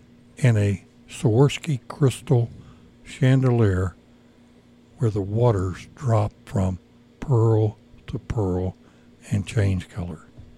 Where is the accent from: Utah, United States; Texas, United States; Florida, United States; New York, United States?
Texas, United States; Grapevine; born or raised there